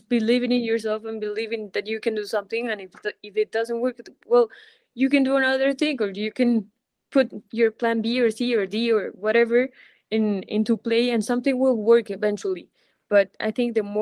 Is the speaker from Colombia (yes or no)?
yes; Colombia; also born or lived in Spain; here in my home country